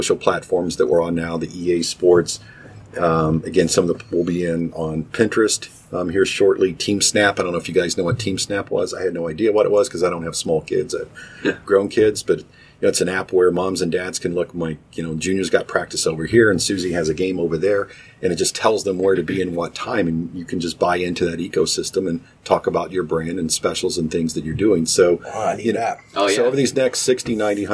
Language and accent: English; Knoxville, Tennessee, United States; moved away as an adult; now in Cincinnati, United States; I was born and raised in Knoxville, Tennessee, and then my job took me moving around